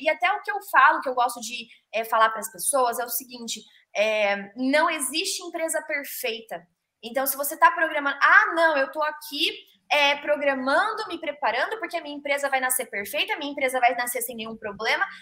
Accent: Ourinhos, São Paulo, Brazil; eu sou de Ourinhos

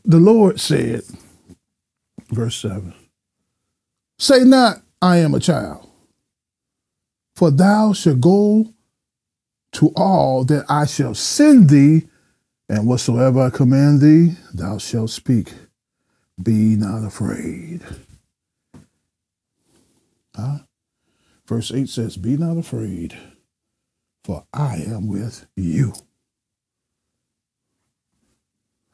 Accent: United States; we had been taught as American citizens

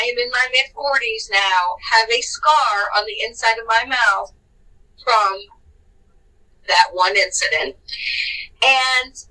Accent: San Bernardino, California, United States; growing up in San Bernardino, which is not a good city

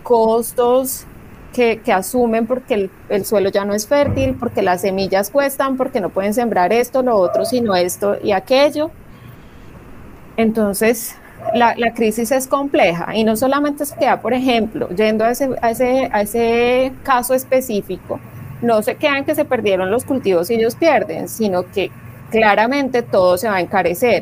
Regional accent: Colombia

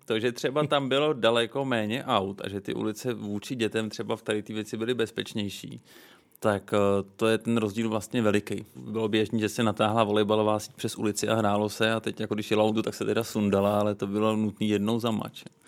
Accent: Prague, Czechia; Já jsem vyrůstal v ulicích Vinohrad

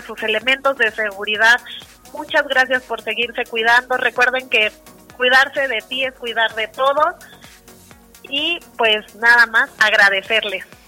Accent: Mexico

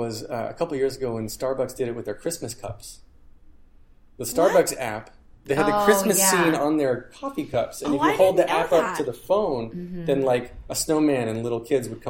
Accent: North Carolina, United States; now in New York, United States; North Carolina.

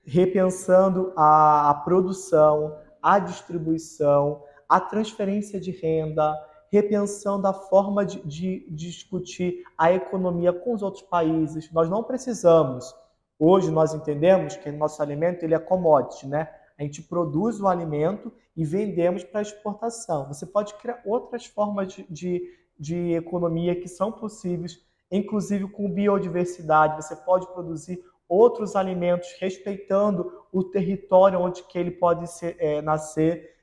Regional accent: Nilópolis, Rio de Janeiro, Brazil; moved away; E eu, que vim da periferia do Rio de Janeiro, vim de Nilópolis

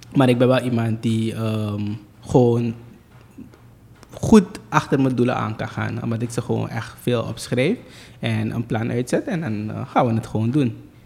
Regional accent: Suriname; ik heb mijn ehm, tienerjaren doorgebracht op uh, eh, ADEC, hier in Suriname

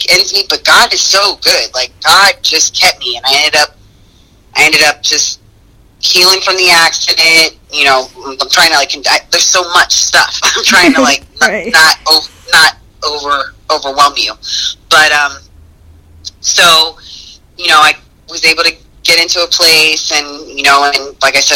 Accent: United States; being American

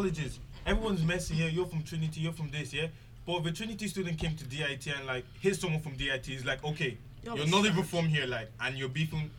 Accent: Dublin, Leinster, Ireland; I'm from Blanche.

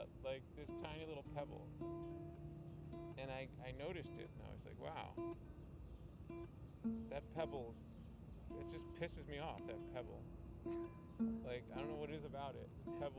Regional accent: London, United Kingdom; And I'm from London.

